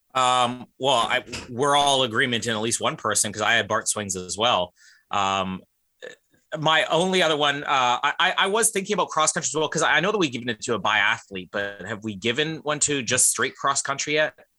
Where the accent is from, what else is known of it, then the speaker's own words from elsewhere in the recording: Winnipeg, Manitoba, Canada; my hometown